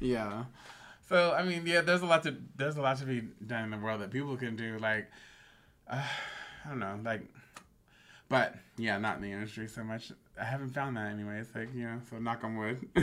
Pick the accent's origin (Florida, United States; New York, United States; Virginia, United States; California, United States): California, United States; Bay Area; growing up in the Bay Area